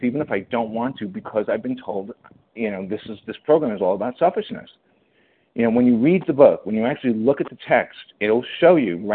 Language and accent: English; New York, United States; I'm a New Yorker